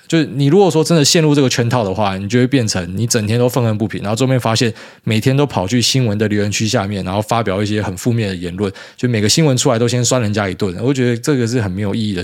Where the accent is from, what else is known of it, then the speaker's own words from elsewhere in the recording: Taiwan; 其实我们台湾人买房子啊